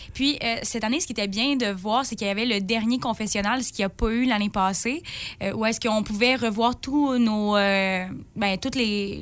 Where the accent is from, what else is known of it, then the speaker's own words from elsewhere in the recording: Forestville, Quebec, Canada; Je viens de Forestville